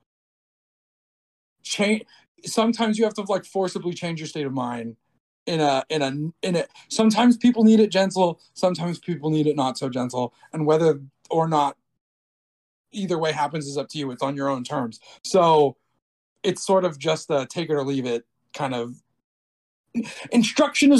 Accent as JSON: {"language": "English", "country": "Brazil", "tie": "born or raised there", "said": "I was born in Brazil"}